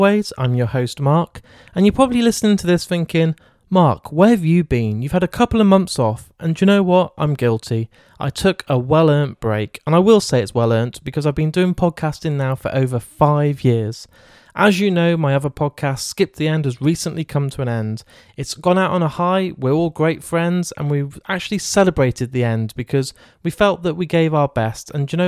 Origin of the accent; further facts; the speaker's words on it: Shrewsbury, West Midlands, United Kingdom; Shrewsbury, so I'm a Shropshire boy